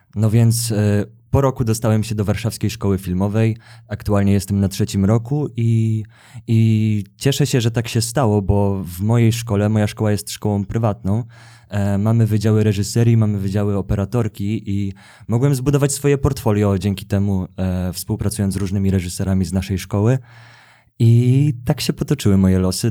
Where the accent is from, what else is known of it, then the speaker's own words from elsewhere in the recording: Gdańsk, Pomeranian Voivodeship, Poland; moved away as an adult; also born or lived in Kraków; now in Warsaw, Poland; jestem z Gdańska. I, I od razu po liceum przeprowadziłem się do Krakowa